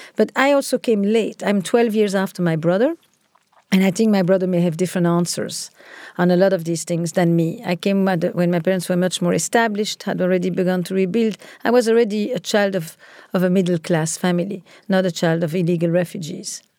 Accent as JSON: {"language": "English", "town": "Antwerp", "region": "Flanders", "country": "Belgium", "tie": "born or raised there", "said": "I grew up in Antwerp, in Belgium"}